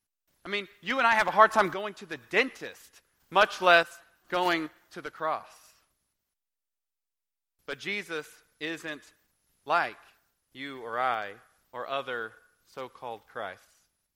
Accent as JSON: {"language": "English", "region": "Oklahoma", "country": "United States", "tie": "born or raised there", "said": "I grew up in Oklahoma"}